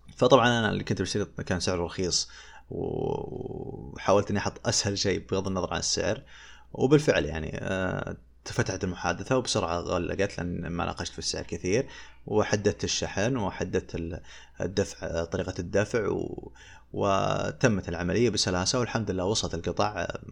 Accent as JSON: {"language": "Arabic", "country": "Saudi Arabia", "said": "عندنا في السعودية"}